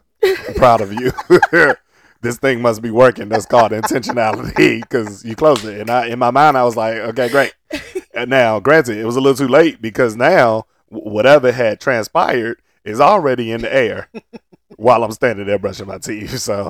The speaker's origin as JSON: {"language": "English", "town": "Portsmouth", "region": "Virginia", "country": "United States", "tie": "born or raised there", "said": "I grew up in Portsmouth, Virginia."}